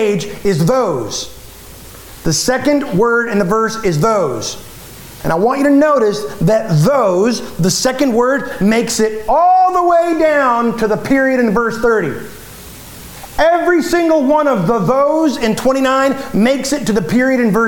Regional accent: United States; we're American

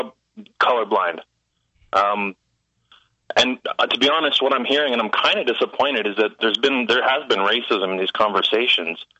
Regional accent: Toronto, Ontario, Canada; I grew up in Toronto, Ontario, Canada, and it was very uh, multi ethnic.

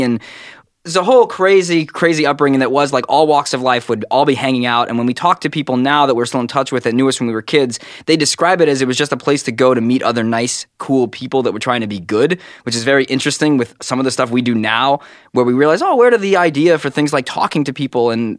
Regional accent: Brooklyn, New York, United States; born or raised there

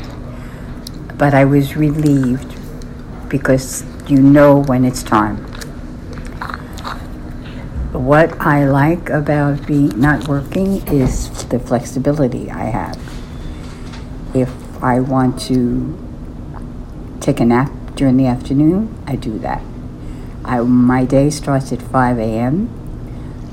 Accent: New York City, New York, United States; I come from East Harlem, an Italian-American background

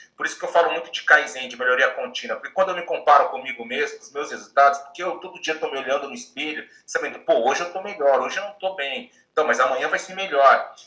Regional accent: Bahia, Brazil; now in Japan; eu nasci na Bahia

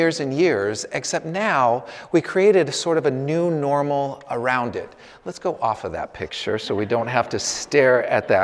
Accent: Northern California, United States; moved away; I come from Northern California. My parents are living about an hour and a half south of San Francisco in the Santa Cruz Mountains

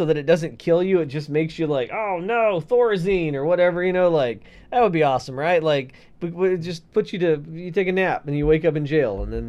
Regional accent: Texas, United States; In Texas, I can walk around my own home juggling fucking handguns. That's my right as a Texan.

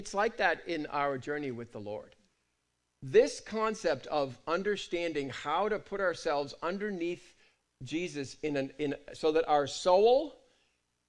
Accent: United Kingdom; I'm British

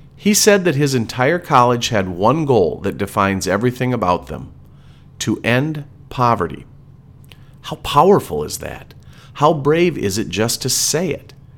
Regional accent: Wisconsin, United States; We are from Wisconsin

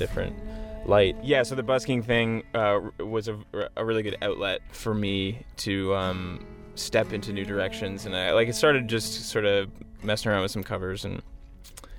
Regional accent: Whitby, Ontario, Canada; where I grew up in Whitby, Ontario, in that sort of Durham region

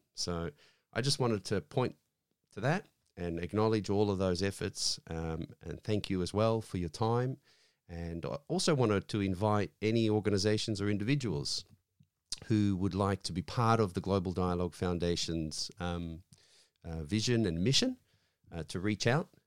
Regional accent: Australia; I'm Australian-born, My parents came in from overseas in the seventies

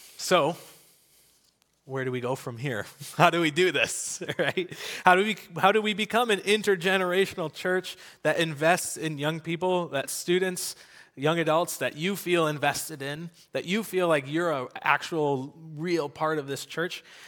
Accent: United States; I grew up in America going to, uh, to church

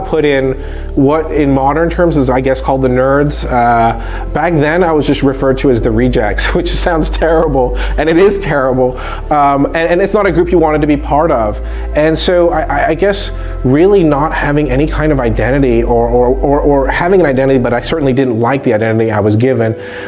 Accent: Hong Kong; But what I would say is that I grew up overseas in Hong Kong, which was a British colony or a crown colony is what they called it.

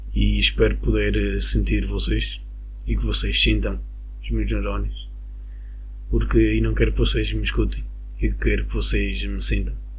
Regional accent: Venezuela; Portuguese is a second language; now in Madeira, Portugal; eu sou da Venezuela

